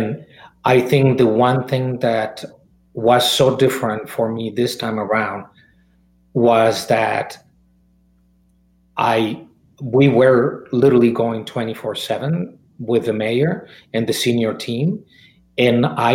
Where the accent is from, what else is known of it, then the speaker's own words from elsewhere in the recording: Mexico; moved away; I was born and raised in Mexico